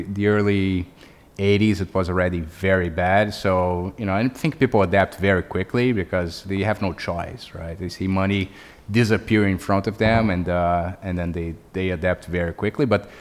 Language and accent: English; Brazil; English is a second language; moved away as an adult; now in United States; I'm Brazilian, as I said. I grew up in Brazil, and then I came to the U.S.